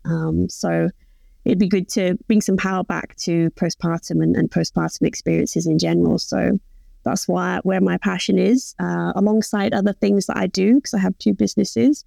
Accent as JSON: {"language": "English", "region": "England", "country": "United Kingdom", "accent": "English", "moved": "yes", "lives_now": "Melbourne, Australia", "said": "obviously you can tell I'm, I'm English, so I come from England, but now I live in Melbourne"}